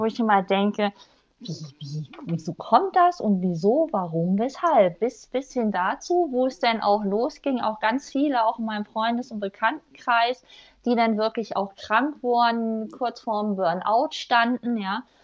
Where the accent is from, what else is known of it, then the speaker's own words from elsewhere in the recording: Germany; moved away; also born or lived in Rhine-Main-Neckar region; ganz ursprünglich komme ich aus dem Harz